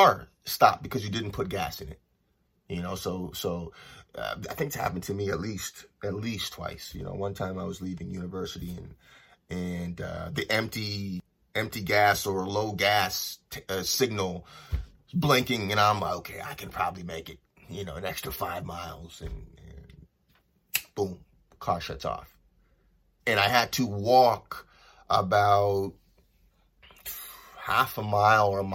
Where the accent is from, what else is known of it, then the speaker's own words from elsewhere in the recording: Los Angeles, California, United States; also born or lived in Toronto; I'm originally from Toronto and I grew up in Los Angeles.